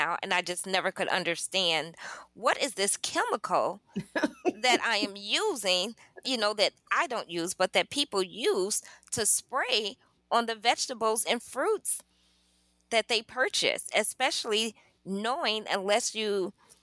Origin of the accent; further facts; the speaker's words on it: Chicago, Illinois, United States; also born or lived in Nauvoo, Illinois; I'm from Chicago as well. The hustle and bustle of the big city, the trains and everything